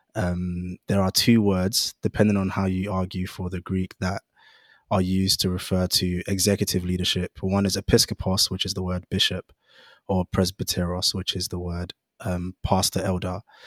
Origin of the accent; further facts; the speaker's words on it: London, United Kingdom; I grew up in Greenwich, so the rural borough of Greenwich